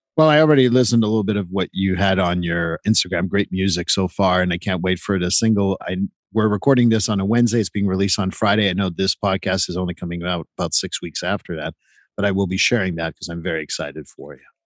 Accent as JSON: {"language": "English", "region": "Quebec", "country": "Canada", "tie": "born or raised there", "said": "I grew up in Quebec and they're all my Quebec friends."}